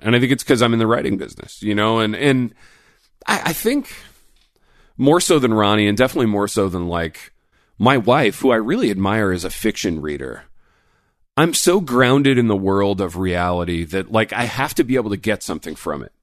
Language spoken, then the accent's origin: English; Indiana, United States; moved away; I grew up in Indiana